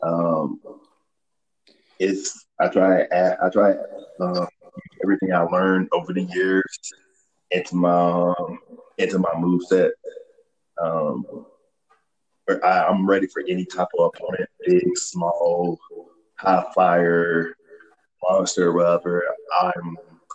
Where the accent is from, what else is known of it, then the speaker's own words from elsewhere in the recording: Memphis, Tennessee, United States; moved away as an adult; also born or lived in Fort Bragg, North Carolina; now in Colorado, United States; I'm originally from Memphis, Tennessee